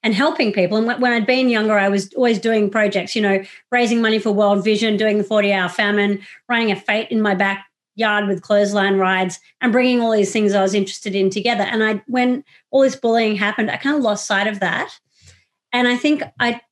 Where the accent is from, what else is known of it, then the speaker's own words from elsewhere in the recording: Sydney, New South Wales, Australia; moved away as an adult; also born or lived in Iraq; I was born in Sydney